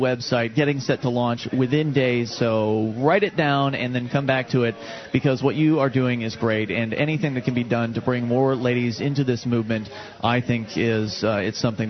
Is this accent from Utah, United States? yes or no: no; Florida, United States; moved away as an adult; now in New Hampshire, United States; I was born and raised in Florida